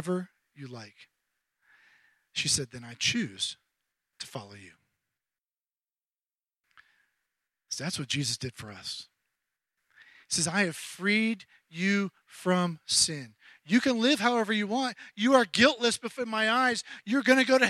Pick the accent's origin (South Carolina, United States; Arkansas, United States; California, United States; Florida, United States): South Carolina, United States; Charleston; my hometown of Charleston, South Carolina